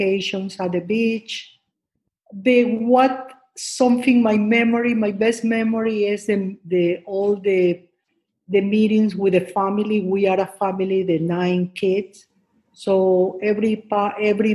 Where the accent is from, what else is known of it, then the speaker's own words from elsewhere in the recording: Guayaquil, Guayas, Ecuador; first language Spanish; English is a second language; moved away as an adult; now in United States; I'm from Ecuador, Guayaquil, Ecuador